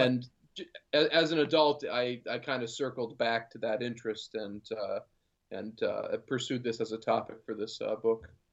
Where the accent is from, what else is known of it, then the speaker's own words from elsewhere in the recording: Vermont, United States; now in Boston, United States; I grew up in Vermont.